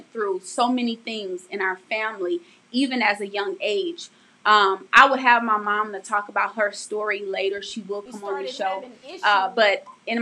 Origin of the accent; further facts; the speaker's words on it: St. Louis, Missouri, United States; growing up in St. Louis, we experienced so much. I mean, the poverty was real.